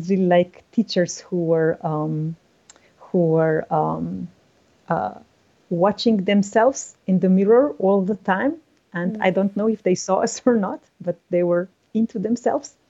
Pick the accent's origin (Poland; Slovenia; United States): Slovenia; I started teaching in my hometown